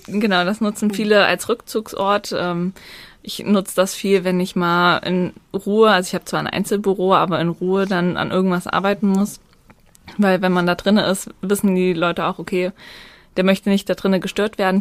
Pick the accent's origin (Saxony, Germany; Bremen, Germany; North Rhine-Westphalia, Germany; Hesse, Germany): Hesse, Germany; Naumburg; Ich komme aus Naumburg